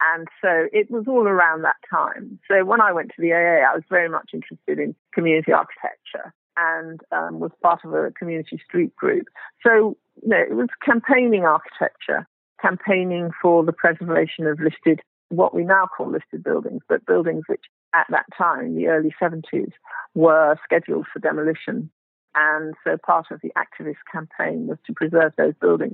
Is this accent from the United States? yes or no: no; England, United Kingdom; So the thing about being black and English